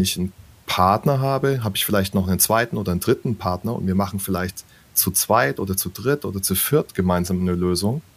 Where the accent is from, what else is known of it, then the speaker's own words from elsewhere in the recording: Würzburg, Bavaria, Germany; meiner Heimatstadt zum Beispiel in mhm. Würzburg